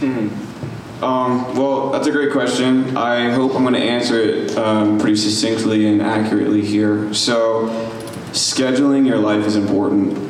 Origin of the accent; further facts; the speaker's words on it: Allentown, Pennsylvania, United States; moved away as an adult; also born or lived in West Chester, Pennsylvania; was born and raised in Allentown